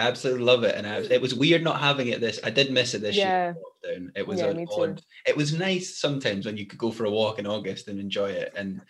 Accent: East Coast of Scotland, United Kingdom; I'm a wee East Coaster

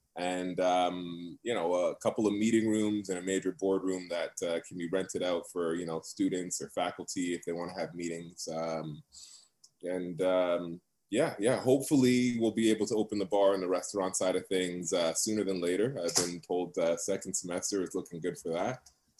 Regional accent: Toronto, Ontario, Canada; moved away as an adult; now in North Bay, Canada; I also grew up in Scarborough in the East End. I'm Markham and Lawrence.

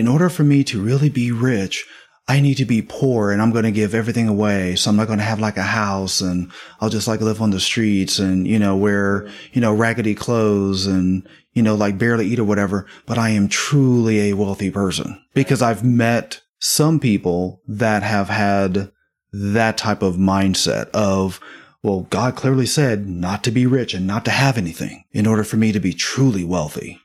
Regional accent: Midwest, United States; born or raised there; moved away

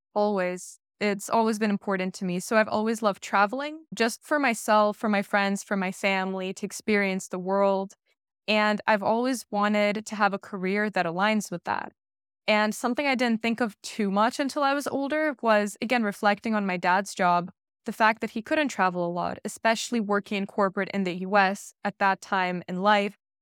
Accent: Bay Area, California, United States; moved away as an adult; also born or lived in Russia; now in Netherlands; growing up in the Bay Area 'cause that's where I grew up

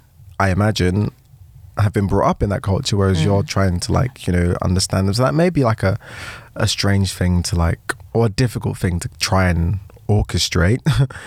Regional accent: United States; Did I mention I'm unfortunately American?

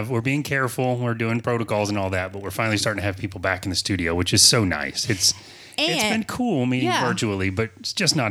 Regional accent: Florida, United States; I was born here in Florida

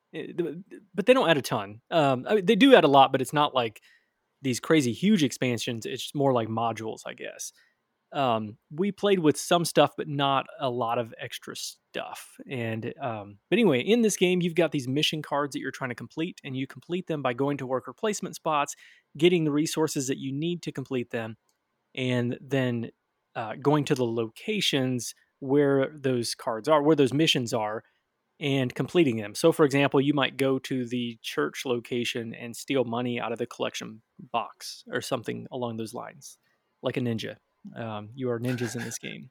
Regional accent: Michigan, United States; now in Tennessee, United States; Growing up in Michigan

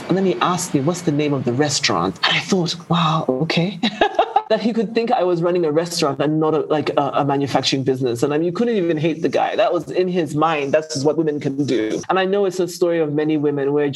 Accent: Zambia; I come from Zambia, and Zambia is, apart from mining, grows a lot of commodities

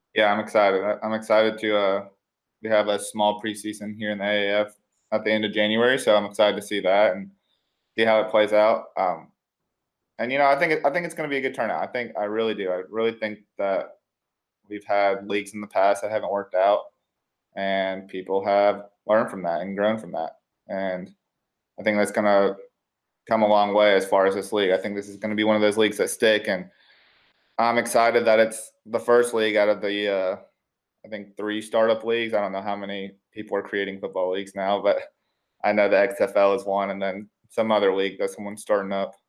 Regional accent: Nashville, Tennessee, United States; moved away; I'm originally from Nashville

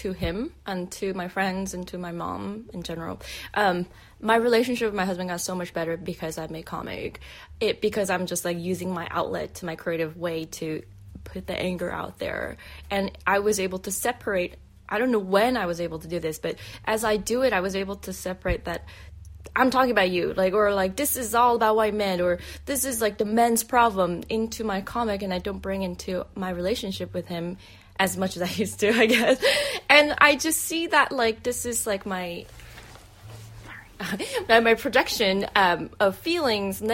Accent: South Korea; moved away; going back to my home country. And like, so 2017, I went back to Korea for the first time in 16, 17 years

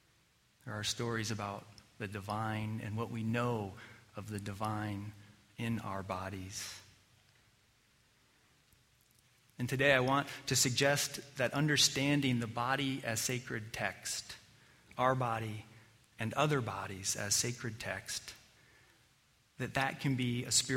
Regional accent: Colorado, United States; growing up in Colorado

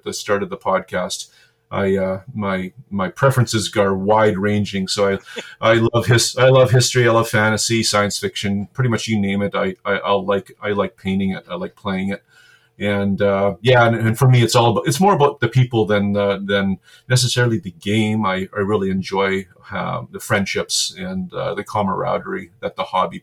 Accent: Regina, Saskatchewan, Canada; also born or lived in Winnipeg, Manitoba; I'm from Regina, Saskatchewan

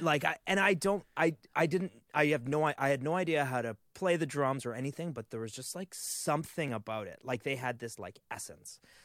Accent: Canada; As a Canadian

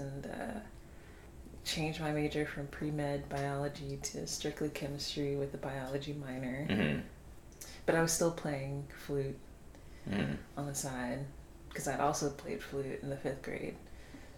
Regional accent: Savannah, Georgia, United States; I was born and raised in Savannah, Georgia

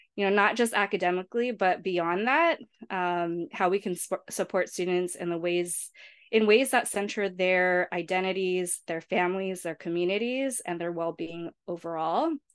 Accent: San Diego, California, United States; I was born and raised in San Diego, California, and grew up in the South Bay, so just a few minutes away from the U S Mexico border

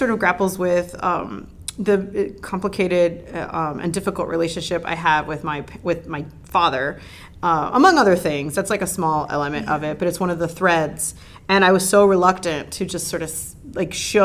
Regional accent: Hialeah, Florida, United States; moved away; I grew up calling that the Gratigny, because I'm from Hialeah

